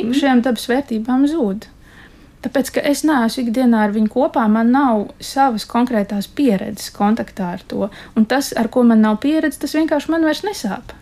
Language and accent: Latvian; Dundaga, Talsi Municipality, Latvia; es esmu no Ziemeļkurzemes galā.